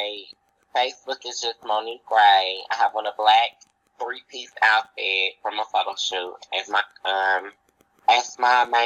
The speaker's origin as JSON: {"language": "English", "town": "Dayton", "region": "Ohio", "country": "United States", "tie": "born or raised there", "said": "born and raised here"}